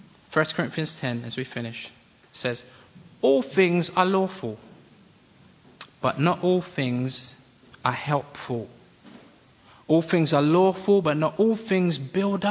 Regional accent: London, United Kingdom; We come from London

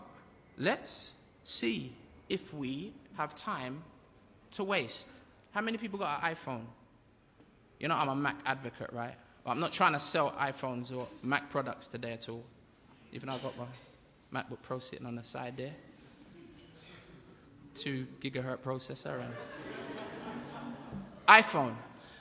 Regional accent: England, United Kingdom; also born or lived in Jamaica; I'm from a place abroad, a foreign place called England

